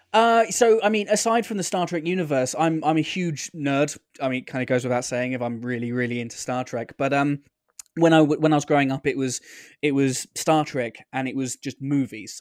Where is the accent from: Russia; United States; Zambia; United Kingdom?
United Kingdom; as a Brit